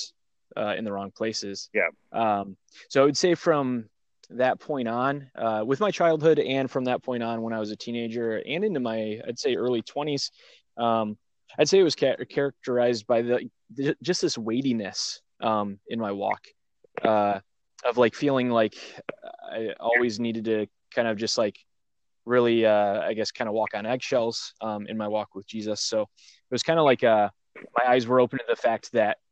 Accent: Michigan, United States; now in Pennsylvania, United States; I'm from Michigan. I live in Pennsylvania now.

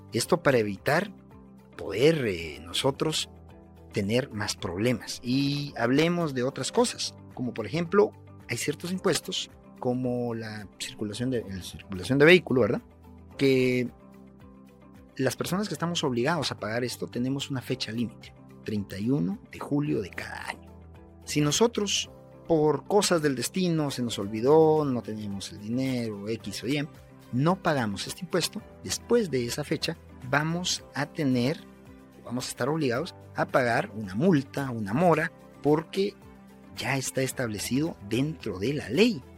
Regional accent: Guatemala; Yo como guatemalteco

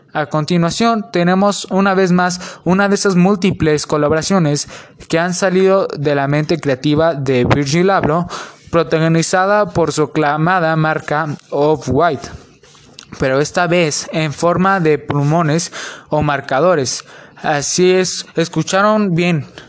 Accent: Mexico; son de México, al igual que yo

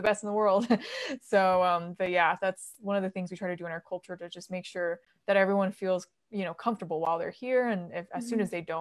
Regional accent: United States; also born or lived in Beijing, China; growing up in America

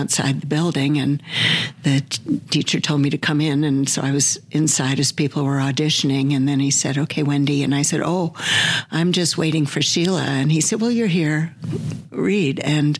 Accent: Mercer Island, Washington, United States; also born or lived in Scarsdale, New York; Well, I was born back east. I was actually born in Scarsdale, New York, and left there when I was 4 or 5, I think, to Washington State, Mercer Island

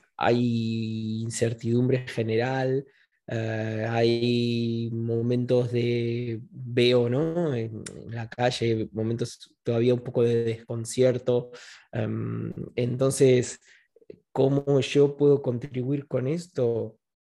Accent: Buenos Aires, Argentina; now in Spain; Yo nací en 1980 en Buenos Aires, eh, pasé una infancia feliz

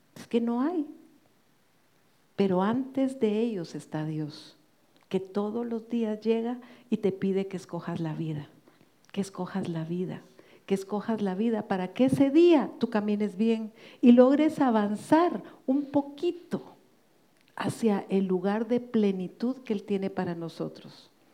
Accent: Guatemala; en mi país, Guatemala

